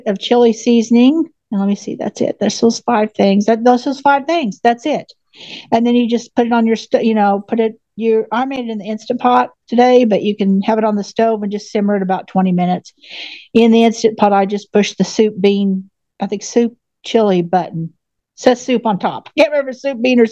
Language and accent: English; Oklahoma, United States; I'm from Oklahoma